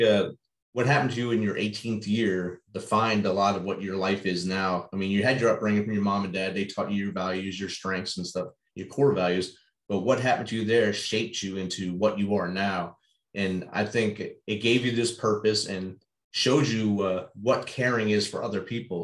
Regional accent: Jersey City, New Jersey, United States; I grew up right there in Jersey City, New Jersey

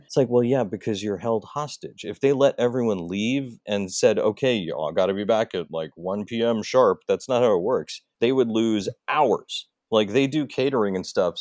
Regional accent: New York, United States; I'm from New York

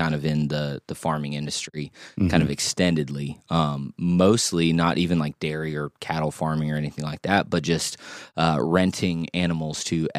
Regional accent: Oklahoma, United States; also born or lived in Kansas; now in Louisville, United States; I grew up in Oklahoma. I was born in Kansas.

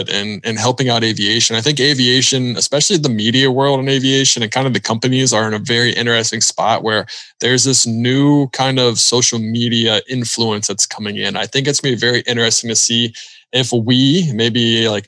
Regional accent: Charlotte, North Carolina, United States; we're both from Charlotte and Charlotte's the best

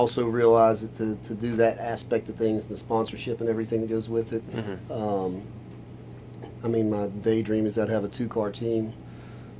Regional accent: Nashville, Tennessee, United States; moved away; I'm from Nashville

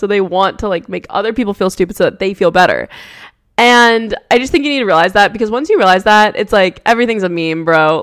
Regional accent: New Jersey, United States; now in West Coast, United States; I'm from New Jersey. I loved growing up there.

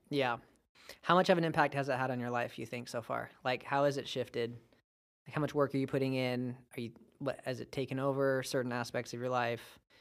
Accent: Bakersfield, California, United States; moved away as an adult; now in Fresno, United States; I am from Baco

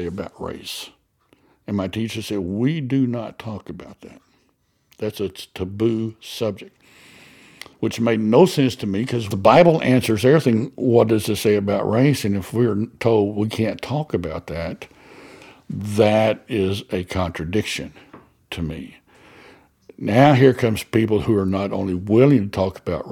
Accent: Abilene, Texas, United States; I grew up in Abilene, Texas.

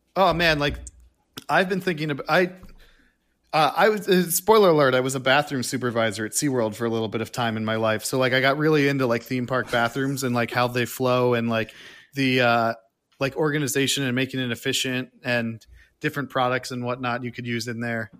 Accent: Rhode Island, United States; moved away; also born or lived in Florida; I'm from Rhode Island

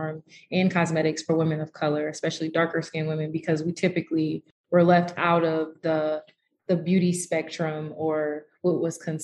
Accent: Detroit, Michigan, United States; also born or lived in Chicago, Illinois; I was born in Chicago, Illinois, but I was actually raised here in Detroit, Michigan, where I am currently

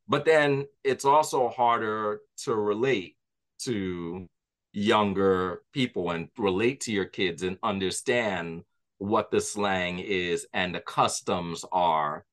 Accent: New York, United States; my history growing up in New York

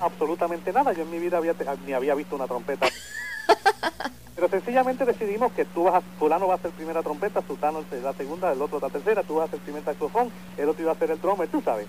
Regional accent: San Juan, Puerto Rico; born or raised there; also born or lived in Río Piedras, Puerto Rico

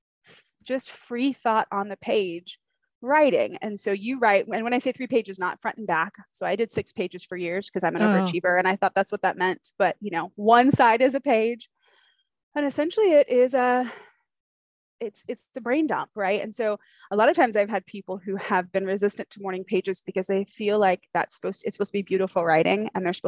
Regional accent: California, United States; moved away as an adult; also born or lived in Atlanta, Georgia; we are from California, but have lived in Georgia for, golly, in the Atlanta area for 12, 13 years

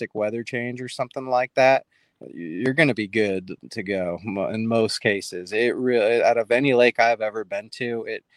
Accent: Bay Area, California, United States; I grew up in the Bay Area

